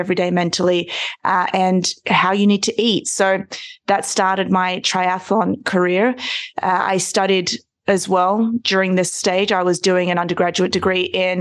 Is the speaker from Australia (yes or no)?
yes; Australia; growing up in Australia, we are all forced to be swimmers.